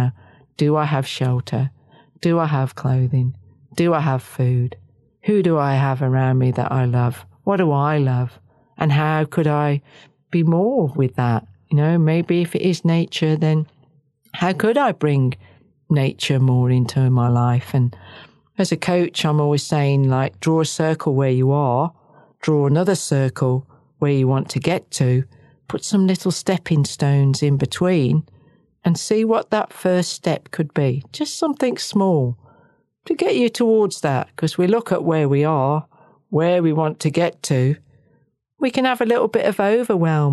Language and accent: English; Wales, United Kingdom; now in New Zealand; I'm Welsh